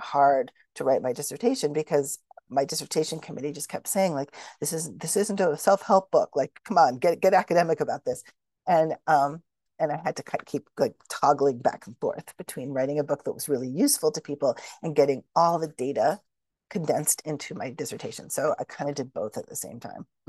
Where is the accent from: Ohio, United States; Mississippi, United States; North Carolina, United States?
Ohio, United States; Shaker Heights; moved away; I grew up in Shaker Heights, Ohio, which is a suburb of Cleveland